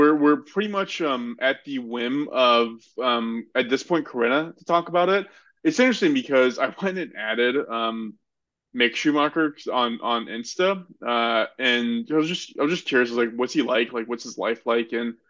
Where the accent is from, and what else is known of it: United States